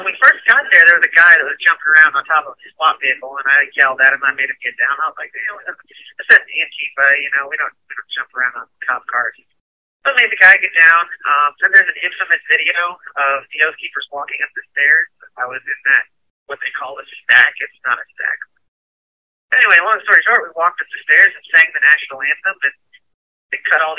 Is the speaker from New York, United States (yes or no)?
yes; New York, United States; born there; also born or lived in Ohio; I was born in New York, went to Ohio, went to Army, deployed to Afghanistan.